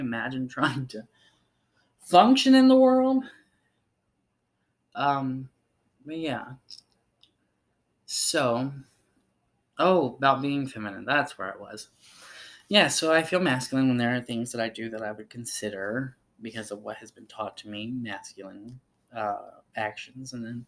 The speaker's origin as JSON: {"language": "English", "region": "the South", "country": "United States", "said": "It's just I come from the South and that was kind of ingrained in me"}